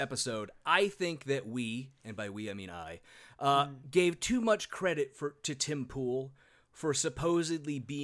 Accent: Sacramento, California, United States; born or raised there

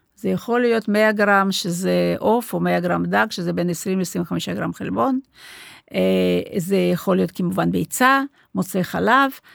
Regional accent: Moscow, Russia; Hebrew is a second language; moved away as an adult; also born or lived in Rehovot, Israel; now in Israel; אני הרי לא נולדתי פה, נולדתי במוסקבה, באתי לפה בגיל 25

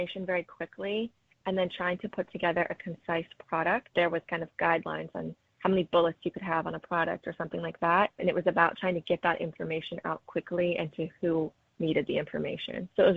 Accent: the Carolinas, United States; moved away; I'm from the Carolinas

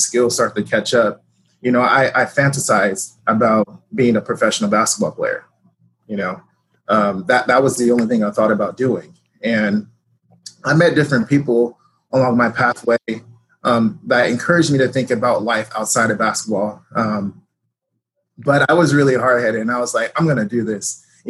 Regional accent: Cerritos, California, United States; born or raised there; also born or lived in Lynwood, California / Compton, California

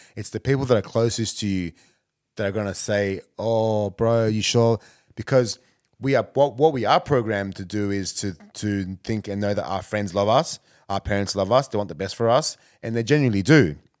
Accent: Canberra, Australian Capital Territory, Australia; moved away as an adult; also born or lived in Ghana; now in Melbourne, Australia; I'm from Canberra

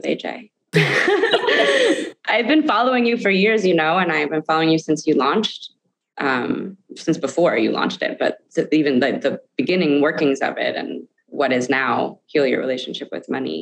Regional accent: New Canaan, Connecticut, United States; I have friends that I grew up with in New Canaan, Connecticut, who've known me my whole life

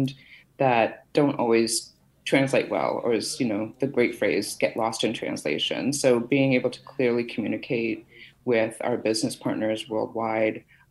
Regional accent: Fall River, Massachusetts, United States; also born or lived in East Boston, Massachusetts / Boston, Massachusetts; I was born in East Boston, and I grew up in the south coast of Massachusetts down in Bristol County in a town called Fall River, Massachusetts

